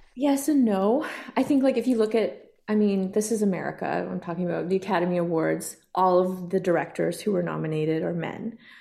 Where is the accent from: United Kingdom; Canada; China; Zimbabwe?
Canada; Kainai First Nation, southern Alberta; I come from Ghana, or the Kainai First Nation, also known as the Blood Reserve in southern Alberta